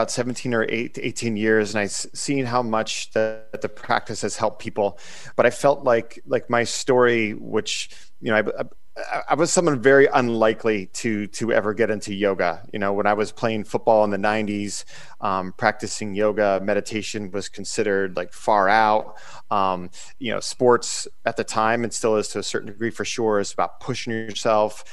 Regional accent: Erie, Pennsylvania, United States; I'm originally from Erie, Pennsylvania

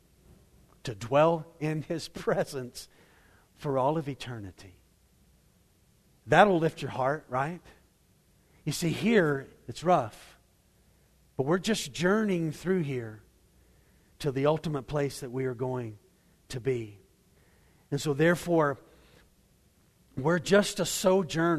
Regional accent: Waco, Texas, United States; I grew up in Waco

